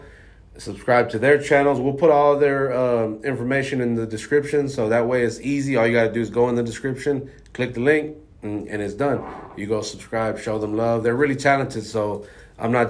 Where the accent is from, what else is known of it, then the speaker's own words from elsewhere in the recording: Houston, Texas, United States; born and raised in Houston